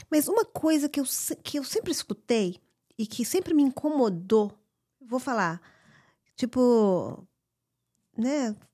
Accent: Brazil; A gente é brasileiro também uhum. aqui, né?

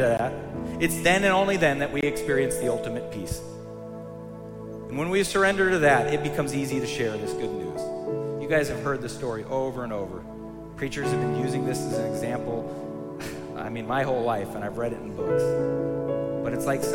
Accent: United States; I'm a proud American, I am. I love America.

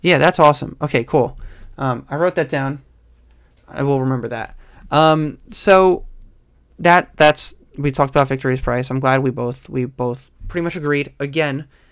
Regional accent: New York, United States; I'm from New York

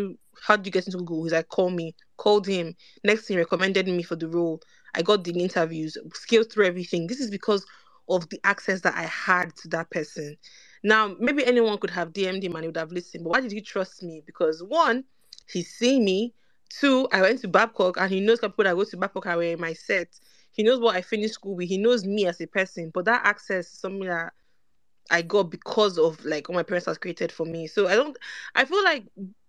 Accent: Benin City, Edo, Nigeria; moved away as an adult; now in United Kingdom; I grew up in Benin City

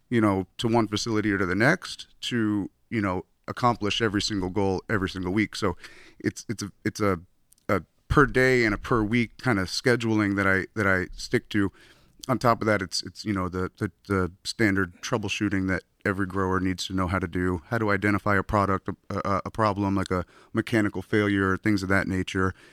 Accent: Florida, United States; now in California, United States; I moved out to California from Florida, my hometown, in 2011.

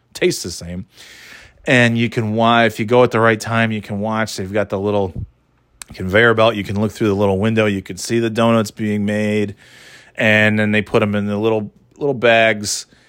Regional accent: New York, United States; now in New Hampshire, United States; growing up in New York

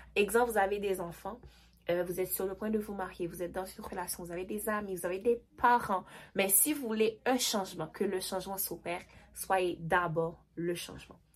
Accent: Haiti; je suis haïtienne

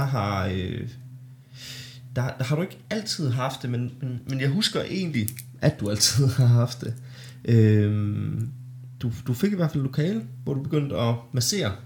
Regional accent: Denmark; born or raised there

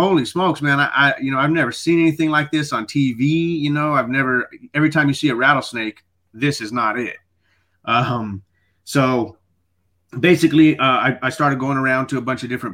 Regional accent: Midland, Texas, United States; also born or lived in El Paso, Texas; I grew up in another place about 4 hours away called Midland, Texas

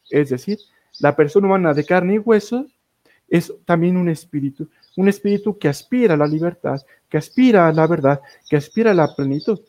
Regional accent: Tepatitlán de Morelos, Jalisco, Mexico; desde mi tierra natal, Tepatitlán de Morelos, Jalisco

